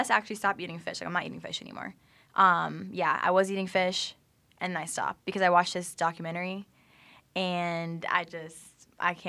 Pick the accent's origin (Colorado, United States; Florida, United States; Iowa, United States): Florida, United States; Jacksonville; now in Tampa, United States; I am from Jacksonville, Florida